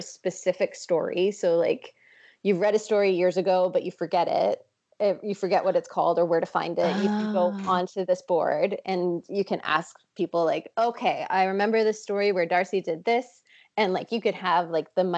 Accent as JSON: {"language": "English", "town": "Toronto", "region": "Ontario", "country": "Canada", "tie": "born or raised there", "said": "my hometown in Toronto"}